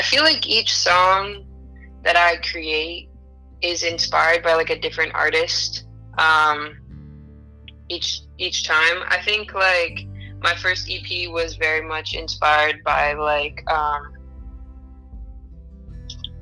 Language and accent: English; Oakland, California, United States; I'm from Oakland, California